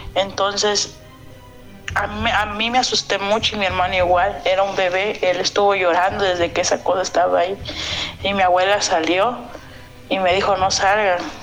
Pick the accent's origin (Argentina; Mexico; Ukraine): Mexico; Acapulco, Guerrero; yo soy de Acapulco en Guerrero